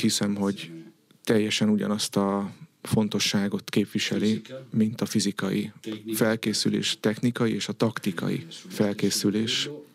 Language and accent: Hungarian; Italy; moved away as an adult; now in Hungary; én olasz vagyok